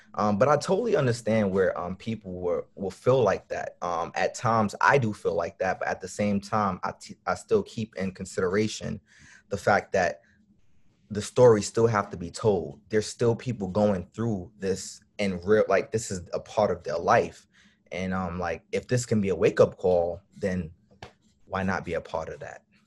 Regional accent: New York City, New York, United States; I'm from Brooklyn, New York

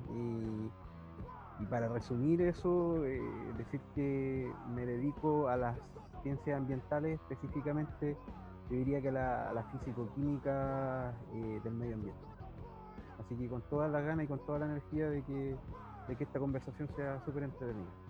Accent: Temuco, Araucanía, Chile; soy de Temuco

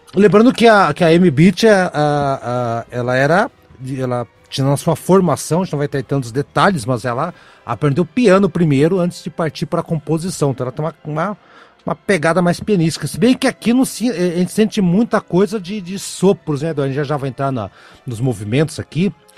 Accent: Brazil; eu, Brasil

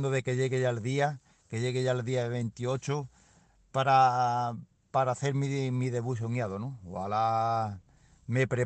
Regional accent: Peru; moved away as an adult; now in Spain; me vine de Perú me dieron una oportunidad por aquí, por el Valle del Tietar

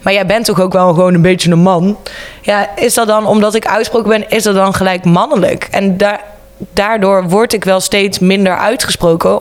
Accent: Breda, North Brabant, Netherlands; 29 jaar, geboren en getogen in Breda.

